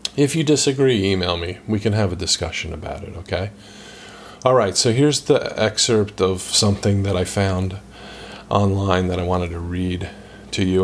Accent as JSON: {"language": "English", "country": "United States", "tie": "born or raised there", "said": "I grew up in the United States of America. I'm an American"}